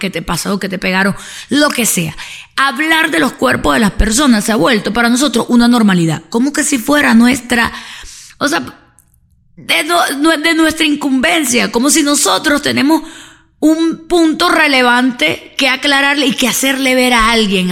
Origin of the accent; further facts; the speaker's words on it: Venezuela; como sociedad latina y sobre todo venezolana